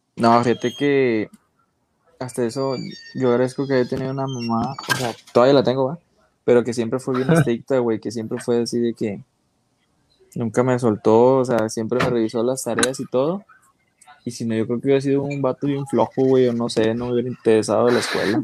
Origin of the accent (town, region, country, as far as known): Mexico